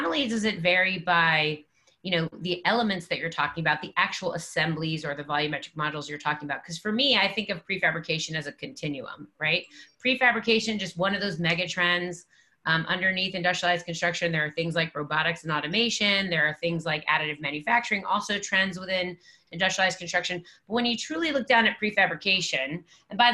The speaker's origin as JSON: {"language": "English", "region": "New Jersey", "country": "United States", "said": "we're all from Jersey"}